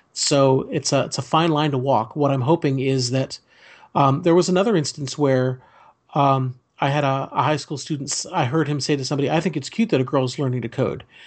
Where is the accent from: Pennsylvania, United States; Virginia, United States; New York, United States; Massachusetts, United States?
Virginia, United States; Fairfax County; when I grew up in Fairfax County